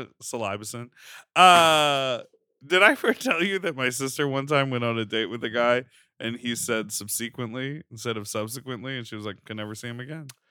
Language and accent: English; Chicago, Illinois, United States; when I was growing up in Chicago